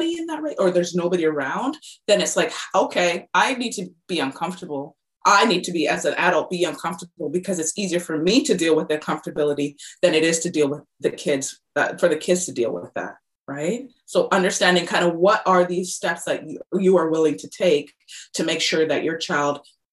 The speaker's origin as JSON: {"language": "English", "region": "British Columbia", "country": "Canada", "tie": "born or raised there", "said": "I was born and raised in British Columbia, Canada"}